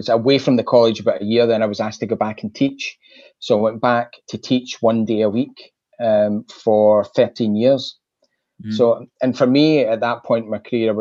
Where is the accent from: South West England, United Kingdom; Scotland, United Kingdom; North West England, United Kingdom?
Scotland, United Kingdom; Glasgow; I grew up in Glasgow